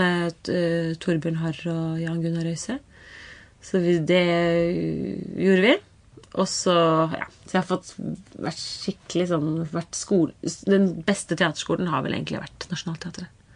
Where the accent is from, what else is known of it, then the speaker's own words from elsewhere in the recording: Kolbotn, Akershus, Norway; jeg er eh, fra Kolbotn